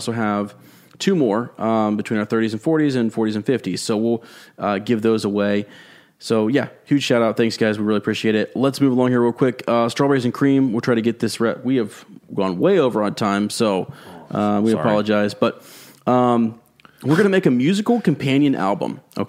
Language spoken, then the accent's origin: English; Lima, Ohio, United States; The Ohio connection. I've lived in Massachusetts for 30 years, but I was born in Mansfield and raised in Lima.